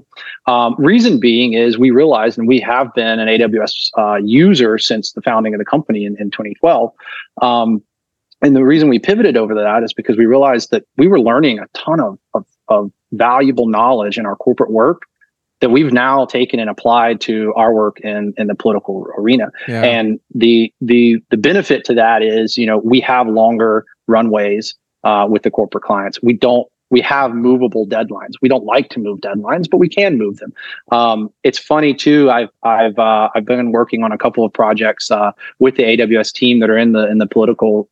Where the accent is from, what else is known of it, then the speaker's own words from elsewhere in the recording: North Carolina, United States; moved away; I'm from North Carolina originally